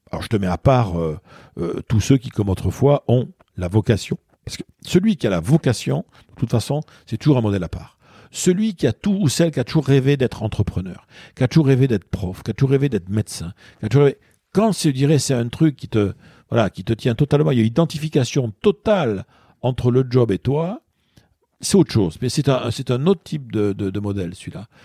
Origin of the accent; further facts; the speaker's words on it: Paris, Île-de-France, France; moi je suis parisien, donc je prends un exemple très parisien